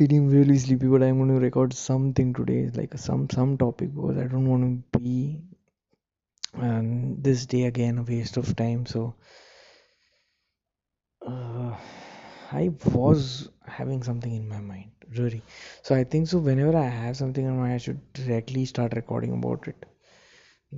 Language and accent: English; India; being an Indian, it's very difficult for me to buy something without any discount on it.